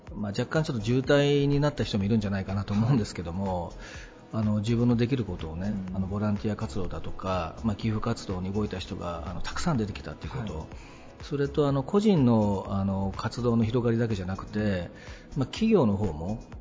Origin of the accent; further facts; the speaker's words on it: Okayama, Japan; 地元岡山